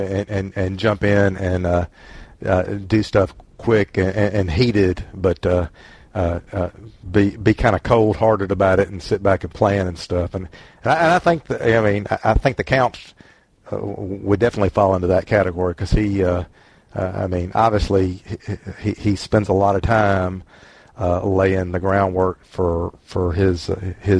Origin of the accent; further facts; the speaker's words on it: the South, United States; accent: Southern; my Southern accent